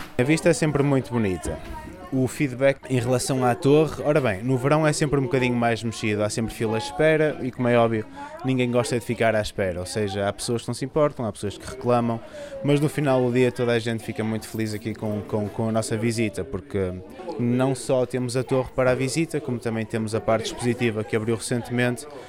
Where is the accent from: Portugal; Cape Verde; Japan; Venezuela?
Portugal; Vila do Conde, Norte; eu não sou do Porto, sou de Vila do Conde